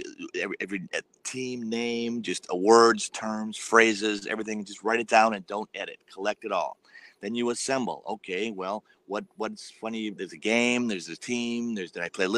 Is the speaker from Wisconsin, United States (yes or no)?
yes; Milwaukee, Wisconsin, United States; I grew up in Milwaukee, Wisconsin